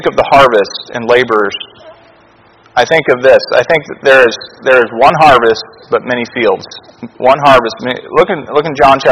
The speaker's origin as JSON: {"language": "English", "region": "Alaska", "country": "United States", "tie": "born or raised there", "said": "growing up in Alaska, I never saw that many big cities"}